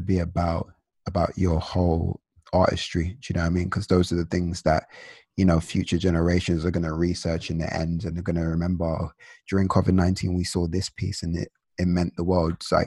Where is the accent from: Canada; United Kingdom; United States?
United Kingdom; London; I'm from London